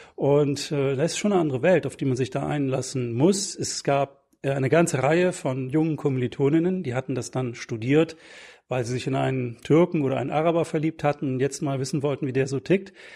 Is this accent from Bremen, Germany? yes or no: yes; Bremen, Germany; Ich komme selber aus Bremen, da bin ich aufgewachsen und bin natürlich Bremen immer noch sehr eng verbunden